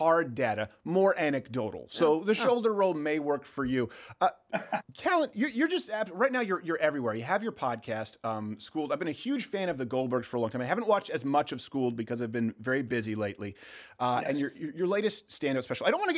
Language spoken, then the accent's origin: English; Canada; as a Canadian